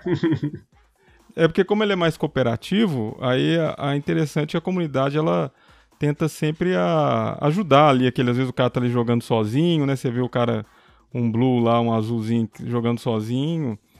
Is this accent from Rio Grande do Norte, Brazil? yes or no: no; Belo Horizonte, Minas Gerais, Brazil; sou de Belo Horizonte